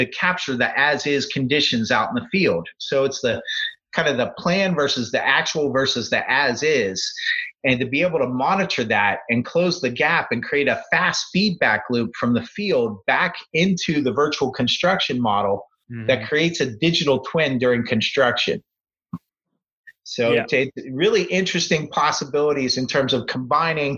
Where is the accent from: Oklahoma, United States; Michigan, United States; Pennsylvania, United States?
Pennsylvania, United States; Pittsburgh; I grew up in Pittsburgh, went to Penn State